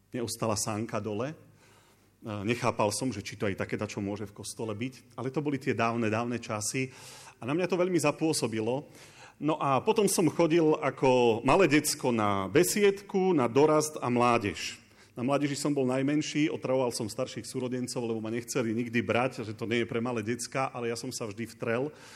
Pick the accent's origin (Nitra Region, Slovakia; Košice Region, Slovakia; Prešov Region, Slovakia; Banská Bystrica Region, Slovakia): Košice Region, Slovakia; Bačkovík; Som chalan z dediny a moja žena by už ma opravila, že už nie si chalan, veď už máš 43 rokov, tá čo to rozprávaš. Uh, som z Bačkovika.